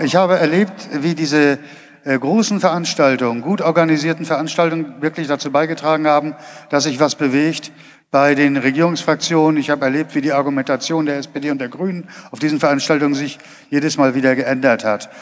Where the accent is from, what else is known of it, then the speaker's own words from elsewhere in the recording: Schleswig-Holstein, Germany; moved away as an adult; now in North Rhine-Westphalia, Germany; ich bin ursprünglich aus Schleswig-Holstein, war da in meiner Jugend schon aktiv im Naturschutz und äh, wohne seit äh, 2005 in Nordrhein-Westfalen